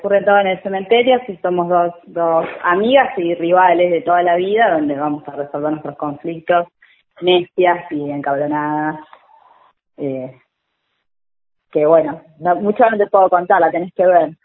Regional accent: Benavídez, Buenos Aires Province, Argentina; somos de Benavides

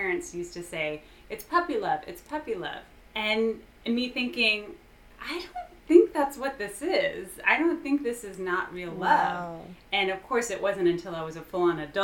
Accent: Houston, Texas, United States; I am born and raised and currently living in Houston.

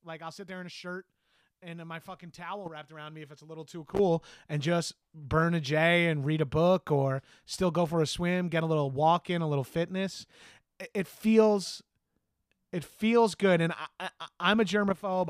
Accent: Long Island, New York, United States; moved away; also born or lived in Los Angeles; I'm from Long Island, and I've lived in New York City and Los Angeles.

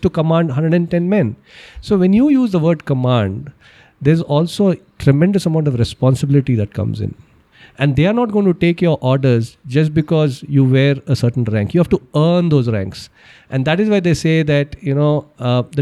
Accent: Bangalore, Karnataka, India; I'm basically from Bangalore. I graduated from Christ

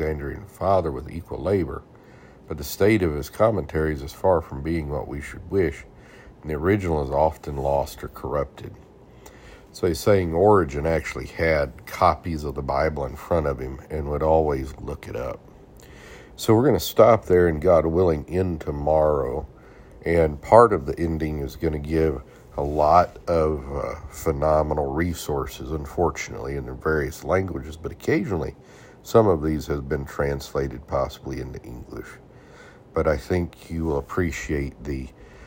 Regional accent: United States; I'm American, only know one language

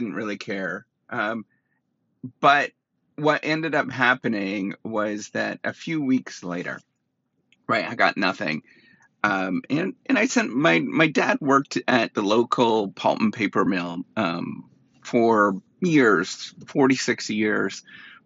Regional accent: Dryden, Ontario, Canada; moved away; I went back to my hometown, Dryden, Ontario

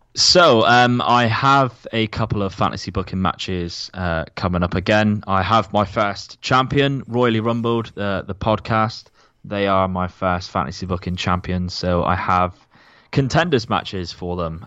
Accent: Plymouth, South West England, United Kingdom; my hometown of Plymouth

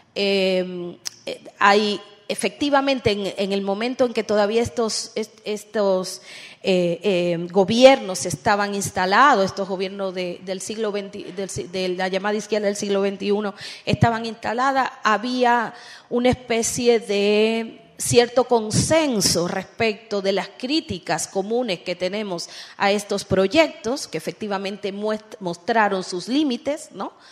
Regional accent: Dominican Republic; yo vengo de República Dominicana

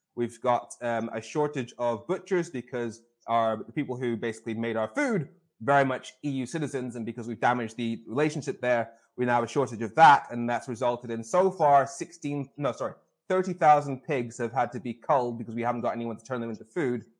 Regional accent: Darlington, North East England, United Kingdom; I was born in the UK, in the north of England, in Darlington, uh, northeast

